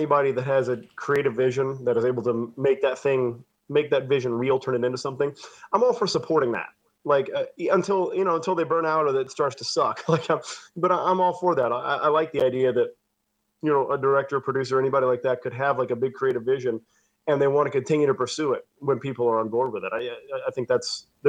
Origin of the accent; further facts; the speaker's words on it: Dallas, Texas, United States; also born or lived in California / Florida / Cleveland, Ohio; No, I was born in Texas, born and raised in Texas